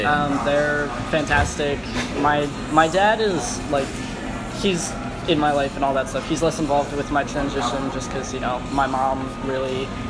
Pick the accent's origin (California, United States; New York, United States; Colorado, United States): Colorado, United States; born there; I actually wasn't born in Maryland. I was born in Colorado.